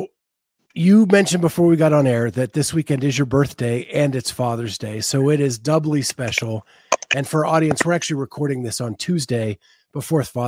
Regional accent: Western Pennsylvania, United States; I grew up in Western Pennsylvania myself, and I went to Clarion

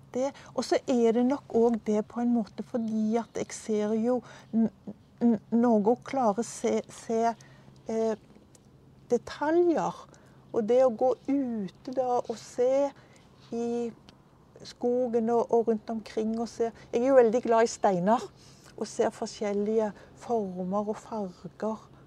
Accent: Stavanger, Rogaland, Norway; moved away as an adult; now in Drammen, Norway; jeg er fra Stavanger.

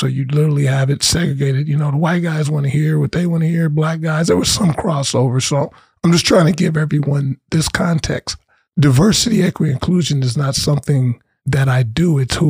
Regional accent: Gardena, California, United States; also born or lived in Cerritos, California; now in Florida, United States; I am from Southern California. I grew up in Gardena, which is nestled in between Compton and Los Angeles. I pretty much grew up in Compton on the weekends

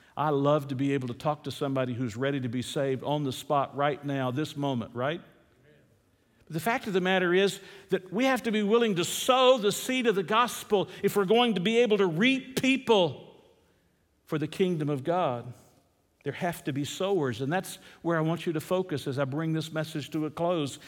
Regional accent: Atlanta, Georgia, United States; I'm a city boy. I grew up in Atlanta, Georgia.

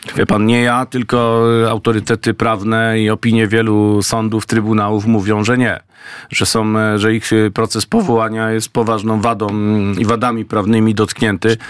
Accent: Greater Poland, Poland; z rodzinnej Wielkopolski

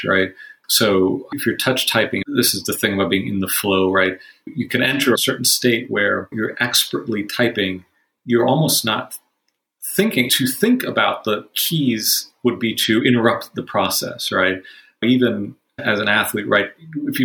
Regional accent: Miami, Florida, United States; I grew up in Miami

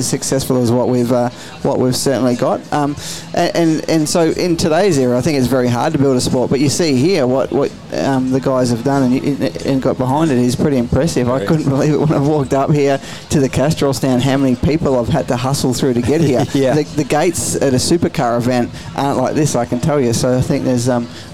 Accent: Mildura, Victoria, Australia; We grew up in Wildura, Northwest Victoria

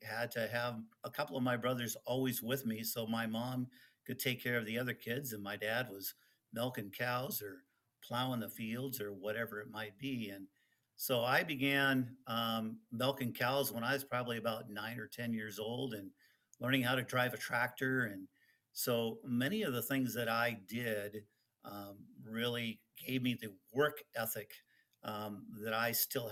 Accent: Oak Harbor, Washington, United States; first language Dutch; English is a second language; now in Ontario, California, United States; I grew up in Oak Harbor, Washington

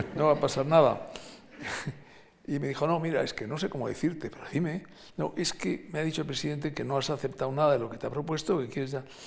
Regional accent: Basque Country, Spain; also born or lived in Madrid; yo como vasco pues tenía una relación con el Partido Nacionalista Vasco

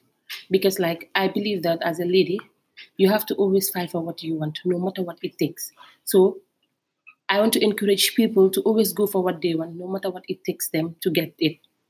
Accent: Gambia; moved away as an adult; now in Senegal; I am from The Gambia. I am at EIM studying Human Resources Management.

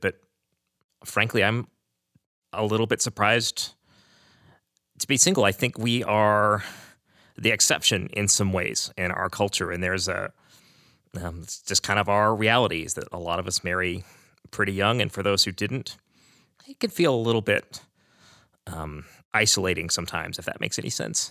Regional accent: Aledo, Texas, United States; I am from Aledo, Texas

